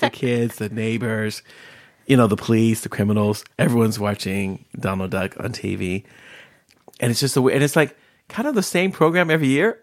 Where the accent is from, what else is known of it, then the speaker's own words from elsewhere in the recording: Bay Area, Northern California, United States; moved away as an adult; now in Sweden; I grew up in California, in Northern California, where, in, in, in the Bay Area